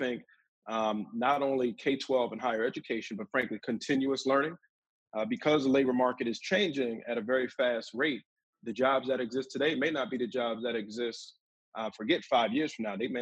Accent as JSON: {"language": "English", "town": "Newark", "region": "New Jersey", "country": "United States", "tie": "born or raised there", "said": "I'm from Newark, from the South Ward of Newark"}